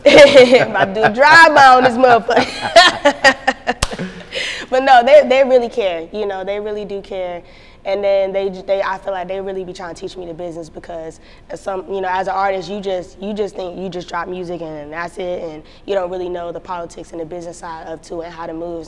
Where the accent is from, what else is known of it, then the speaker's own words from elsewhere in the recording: North Carolina, United States; Like, you gotta come to LA, like, where are you from? And I was like, North Carolina, but it just so happened that I was going out there in a couple of weeks.